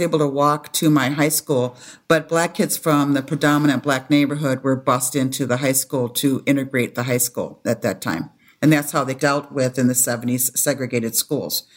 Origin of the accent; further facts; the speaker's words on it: Madison, Wisconsin, United States; also born or lived in Toronto, Canada; now in Minneapolis, United States; I was born in Toronto, Canada. moved to the States when I was a baby, and we moved to Madison, Wisconsin